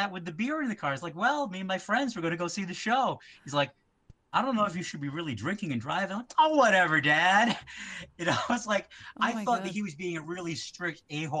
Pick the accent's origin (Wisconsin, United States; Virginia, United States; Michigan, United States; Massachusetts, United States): Massachusetts, United States; Westport; moved away; also born or lived in Fall River, Massachusetts; the town that I'm from is Westport, Mass. It's in between Fall River and New Bedford.